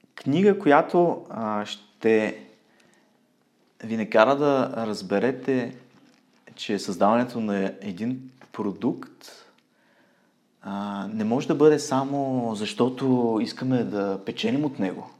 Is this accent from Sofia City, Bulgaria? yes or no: no; Ruse, Ruse Province, Bulgaria; moved away as an adult; now in Munich, Germany; в Русе, родния ми град